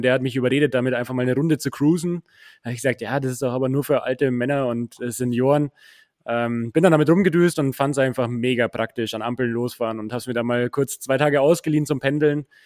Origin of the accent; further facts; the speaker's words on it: Munich, Bavaria, Germany; ich bin Münchner.